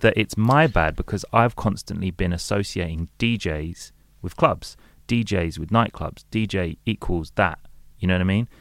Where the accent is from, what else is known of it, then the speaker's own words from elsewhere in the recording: London, United Kingdom; I'm, I'm from London and I grew up in London